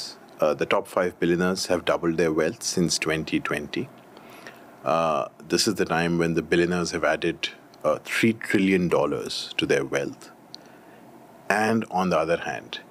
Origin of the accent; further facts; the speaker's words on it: Delhi, India; I come from Delhi. That's home for me.